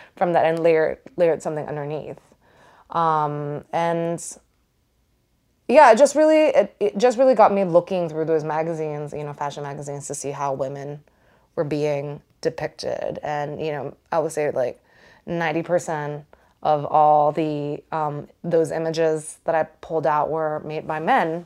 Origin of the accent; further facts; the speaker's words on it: Singapore; I grew up in Singapore